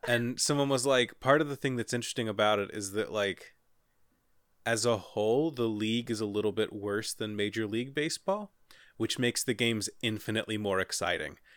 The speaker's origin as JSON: {"language": "English", "town": "Cincinnati", "region": "Ohio", "country": "United States", "said": "I'm from Cincinnati"}